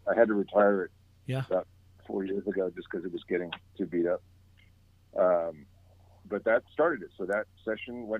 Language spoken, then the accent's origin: English; Philadelphia, Pennsylvania, United States; also born or lived in Los Angeles; now in Portland, United States; I come from Philadelphia